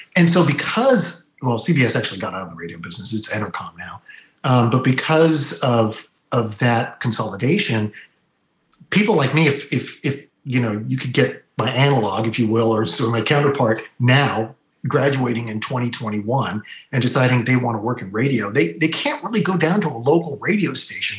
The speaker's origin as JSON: {"language": "English", "area": "Bay Area", "region": "California", "country": "United States", "tie": "born or raised there", "said": "you and I grew up in the Bay Area"}